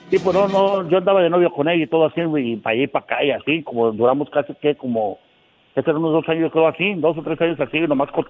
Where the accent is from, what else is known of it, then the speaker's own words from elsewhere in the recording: Tampico, Tamaulipas, Mexico; born there; Eh, nací en Tamaulipas, pero me crié acá en el otro lado.